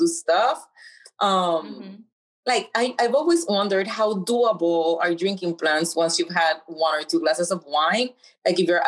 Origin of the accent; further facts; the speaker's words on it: Puerto Rico; I'm from Puerto Rico